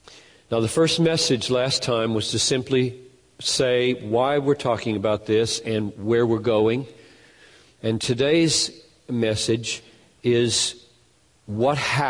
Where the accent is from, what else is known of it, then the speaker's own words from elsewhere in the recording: United States; We're Americans